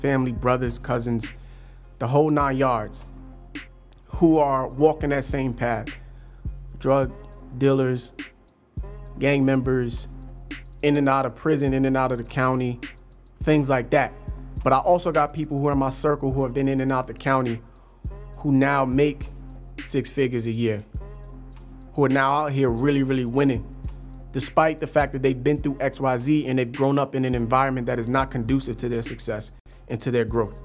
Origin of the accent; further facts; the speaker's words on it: Passaic, New Jersey, United States; also born or lived in Paterson, New Jersey; I'm from Passaic, a place that's not so nice. Went to school in Passaic all my life.